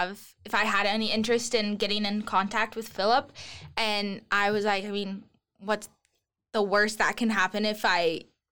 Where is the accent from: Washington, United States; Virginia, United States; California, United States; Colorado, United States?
Washington, United States; Olympia; I born and raised in Olympia, lived in the same house my whole life